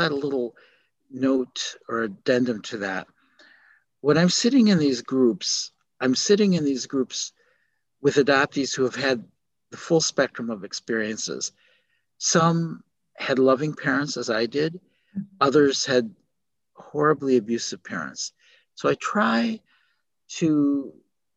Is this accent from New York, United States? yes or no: no; Milwaukee, Wisconsin, United States; also born or lived in South Korea; now in Chicago, United States; Milwaukee, where I grew up